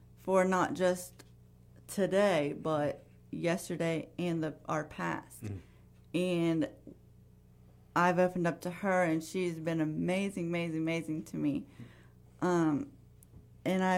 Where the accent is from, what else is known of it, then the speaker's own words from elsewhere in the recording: West Virginia, United States; moved away as an adult; now in Florida, United States; We are from Florida. We are originally from West Virginia